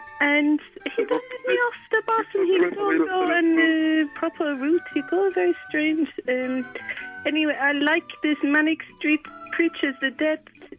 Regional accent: Monaco; I'm from Monaco, I'm Monarchies.

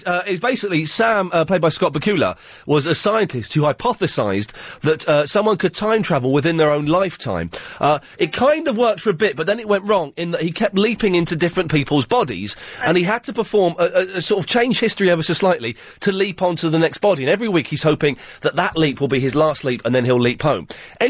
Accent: Farnham Common, South East England, United Kingdom; also born or lived in Slough; Well, actually, I'm from Farnham Common.

